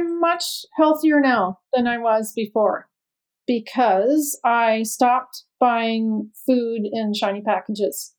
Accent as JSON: {"language": "English", "country": "Canada", "moved": "as an adult", "lives_now": "United States", "said": "I'm from Canada. We moved to the States in 98"}